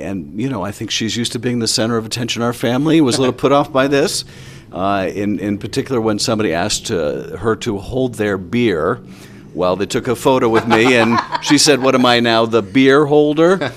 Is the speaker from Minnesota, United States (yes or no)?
no; Boston, Massachusetts, United States; now in Los Angeles, United States; growing up in Boston